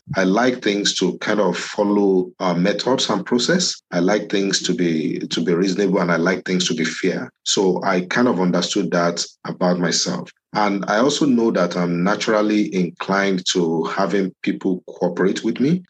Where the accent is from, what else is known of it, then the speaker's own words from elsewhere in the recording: Ibadan, Oyo, Nigeria; moved away as an adult; also born or lived in Lagos, Nigeria; now in Winnipeg, Canada; I grew up in Ibadan